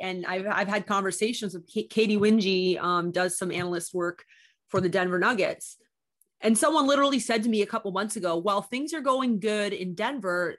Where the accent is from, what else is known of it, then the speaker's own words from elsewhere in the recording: Canada; also born or lived in Miami; I'm Canadian. I had a one-year visa